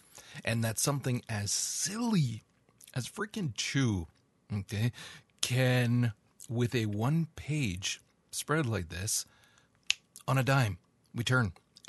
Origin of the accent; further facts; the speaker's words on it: Canada; That implies you think that I, as a Canadian...